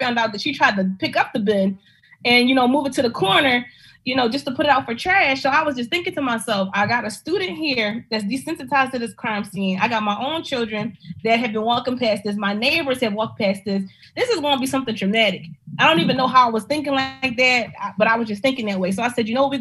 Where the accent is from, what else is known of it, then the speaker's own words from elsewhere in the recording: Philadelphia, Pennsylvania, United States; I'm from South Philly